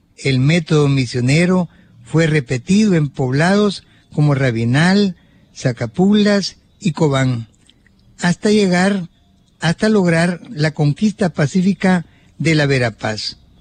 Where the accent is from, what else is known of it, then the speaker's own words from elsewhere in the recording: Suchitoto, Cuscatlán, El Salvador; allá en mi pueblo natal de Suchitoto